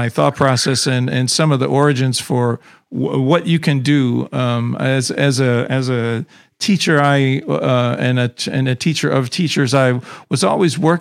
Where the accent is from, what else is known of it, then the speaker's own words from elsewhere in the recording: Chicago, Illinois, United States; I grew up in Chicago